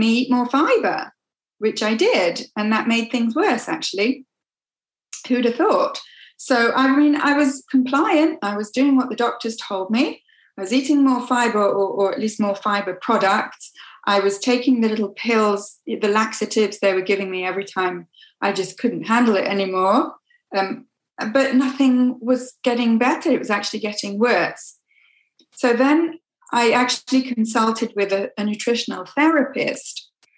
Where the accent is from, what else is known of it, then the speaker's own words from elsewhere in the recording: England, United Kingdom; moved away as an adult; now in Quebec, Canada; I'm originally from England. So I grew up in different parts of England, but I went to school in Coventry, which is in the Midlands, and I went to university at York.